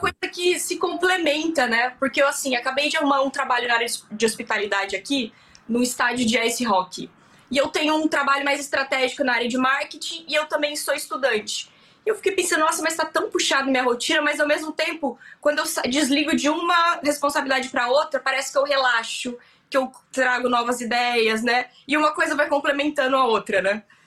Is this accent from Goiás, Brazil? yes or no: no; Bauru, São Paulo, Brazil; moved away as an adult; now in Vancouver, Canada; eu sou do interior de São Paulo, de uma cidade que chama Bauru